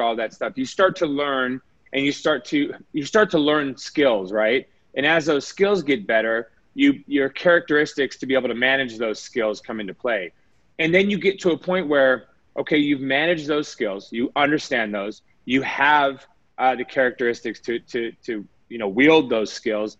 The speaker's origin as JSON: {"language": "English", "town": "Las Vegas", "region": "Nevada", "country": "United States", "tie": "born or raised there", "said": "I was born and raised in Vegas"}